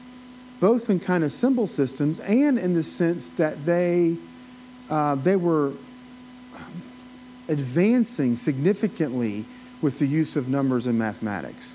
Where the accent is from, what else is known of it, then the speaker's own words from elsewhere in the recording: Appalachia, United States; accent: Appalachian; my own Appalachian accent